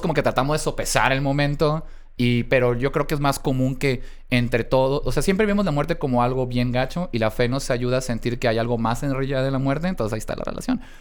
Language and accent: Spanish; Mexico; a pesar de mis dos apellidos me siento muy mexicano